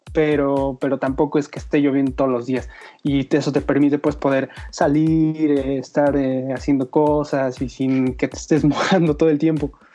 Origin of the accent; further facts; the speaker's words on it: Zacatlán, Puebla, Mexico; yo nací en Puebla, entonces nací en un pueblo mágico que se llama Zacatlán de las Manzanas